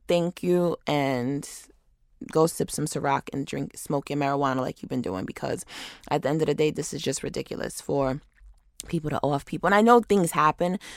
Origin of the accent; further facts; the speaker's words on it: Rochester, New York, United States; now in Atlanta, United States; my hometown of Rochester, New York